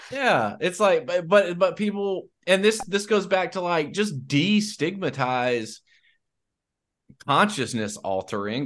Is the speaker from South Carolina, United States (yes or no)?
yes; South Carolina, United States; also born or lived in South Louisiana; now in Louisiana, United States; I'm from South Carolina